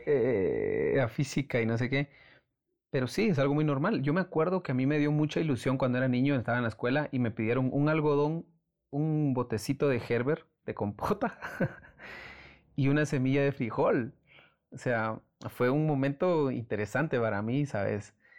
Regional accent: Antigua Guatemala, Sacatepéquez, Guatemala; Antigua, que es como mi ciudad natal

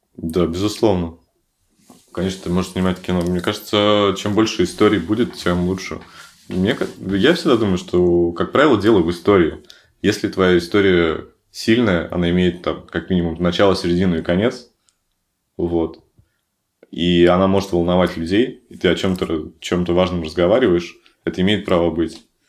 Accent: Severodvinsk, Arkhangelsk Oblast, Russia; в моем родном городе, в Северодвинске

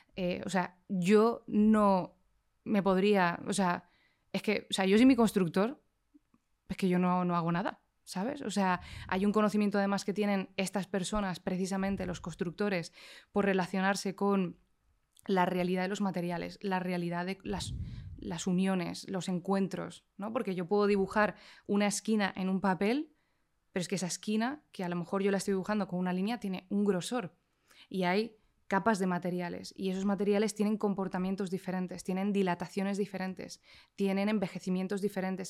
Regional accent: Canary Islands, Spain; vengo de las Islas Canarias

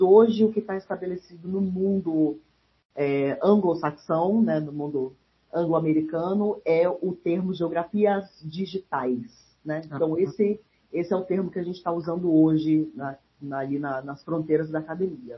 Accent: Brasília, Federal District, Brazil; eu nasci em Brasília cresci fui criada lá

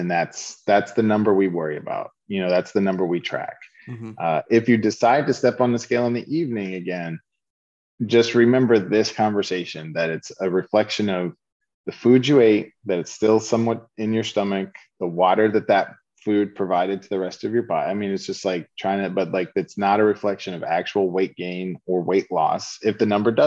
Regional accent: Lowell, Massachusetts, United States; accent: Boston; I grew up in Lowell, Massachusetts, blue collar Boston suburb. I used to talk like, all the Boston movies sound, you know. I didn't have an R anywhere in my words

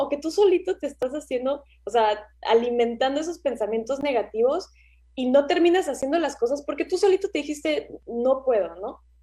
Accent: Mexico; moved away as an adult; also born or lived in Australia; yo me fui de México

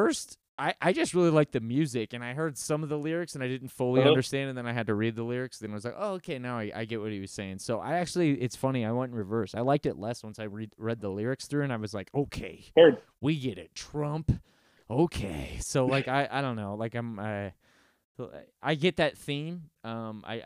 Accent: United States; I'm an American

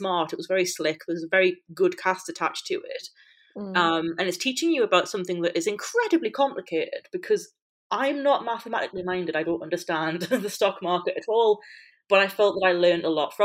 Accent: United Kingdom; I'm British

